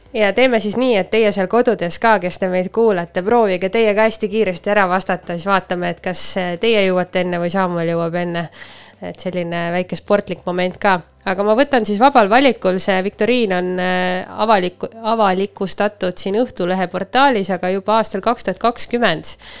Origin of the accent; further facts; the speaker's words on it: Põltsamaa, Jõgeva County, Estonia; me oleme Põltsamaalt pärit